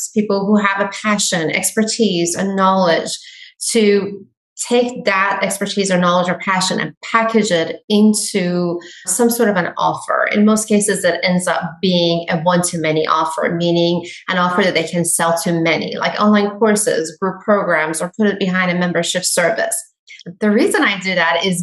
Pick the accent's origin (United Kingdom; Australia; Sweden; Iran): Iran; now in United States; I am Iranian. I come from Iran.